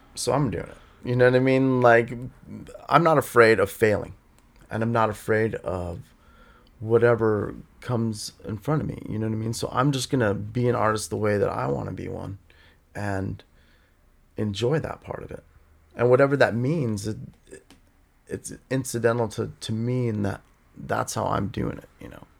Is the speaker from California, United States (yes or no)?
yes; Los Angeles, California, United States; also born or lived in Escondido, California; I grew up in Studio City